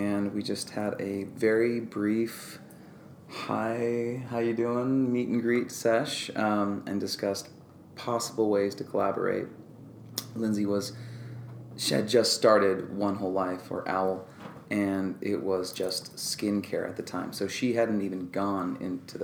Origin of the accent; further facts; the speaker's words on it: Orange County, California, United States; moved away as an adult; now in Los Angeles, United States; I'm from Orange County, so I moved up